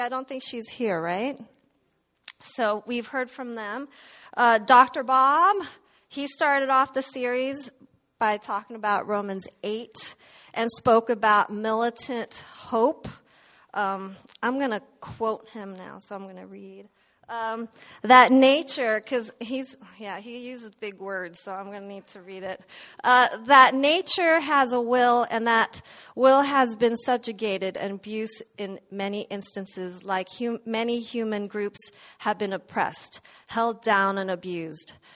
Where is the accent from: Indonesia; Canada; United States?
Indonesia; moved away; I was born in Indonesia